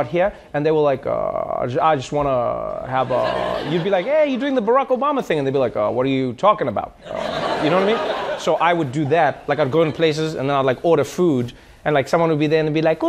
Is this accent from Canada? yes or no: no; South Africa; moved away as an adult; now in United States; when I was growing up in South Africa